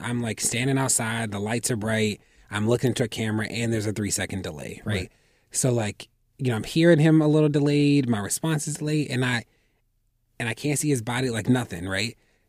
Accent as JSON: {"language": "English", "town": "Baltimore", "region": "Maryland", "country": "United States", "tie": "born or raised there", "said": "Then I went back to Baltimore, opened up an academic enrichment center for middle grade"}